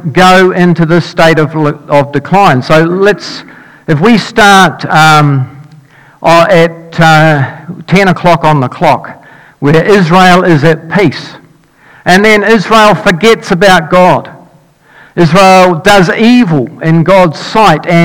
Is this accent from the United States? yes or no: no; Dunedin, Otago, New Zealand; moved away as an adult; when I grew up in Dunedin, I lived there for 19 years.